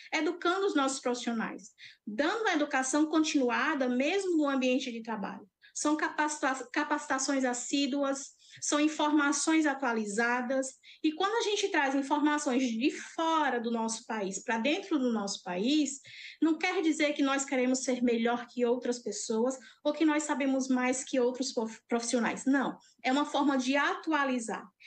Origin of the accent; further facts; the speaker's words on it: Cajazeiras, Paraíba, Brazil; sertaneja raiz, apaixonada pelo meu estado. Sou de Cajazeiras